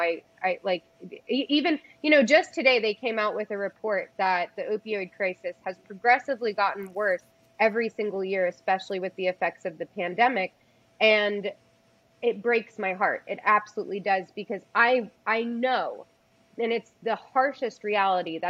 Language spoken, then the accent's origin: English; East Coast, United States; moved away; I come from the East Coast originally